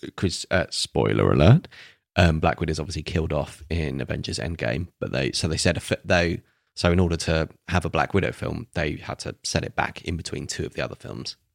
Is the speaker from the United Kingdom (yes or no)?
yes; England, United Kingdom; we're English